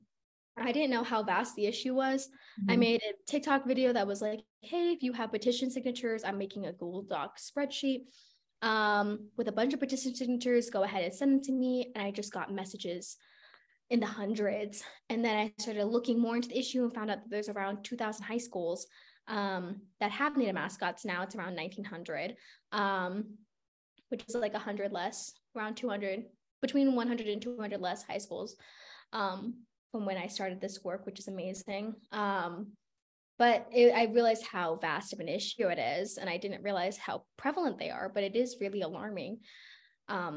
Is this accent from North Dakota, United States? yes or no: no; Albuquerque, New Mexico, United States; moved away as an adult; now in Stanford, United States; So I'm from Albuquerque, New Mexico. I'm born and raised.